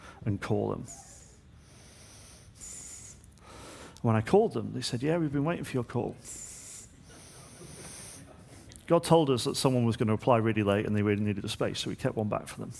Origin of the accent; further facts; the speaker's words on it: Manchester, North West England, United Kingdom; moved away as an adult; I was from Manchester